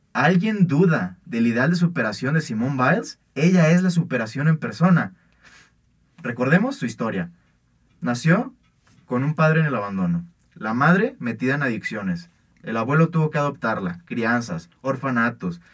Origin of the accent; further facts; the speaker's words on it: Mexico; somos mexicanos